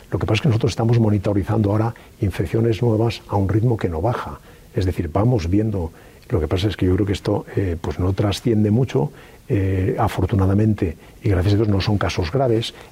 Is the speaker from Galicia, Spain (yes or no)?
yes; Galicia, Spain; como soy gallego, diría, tal vez, no lo sé.